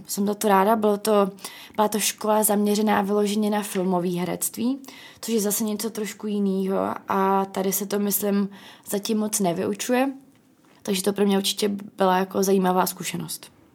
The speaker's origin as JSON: {"language": "Czech", "town": "Ostrava", "region": "Moravian-Silesian Region", "country": "Czechia", "also_born_or_lived": "England / Ireland", "moved": "as an adult", "lives_now": "Prague, Czech Republic", "said": "já jsem z Ostravy"}